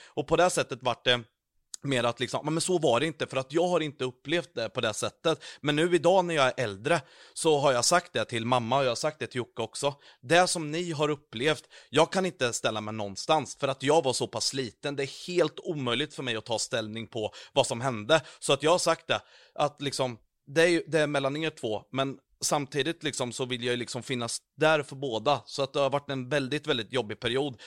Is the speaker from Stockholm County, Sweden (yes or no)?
no; Vadstena, Östergötland, Sweden; moved away; also born or lived in Mjölby / Karlskoga; jag är från Vastena från början